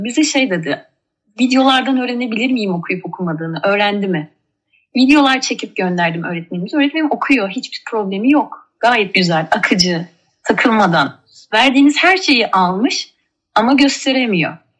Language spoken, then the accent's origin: Turkish; Mersin, Turkey; also born or lived in Ankara / Kars; Kars'tan Mersin'e ilkokula Mersin'de başladım.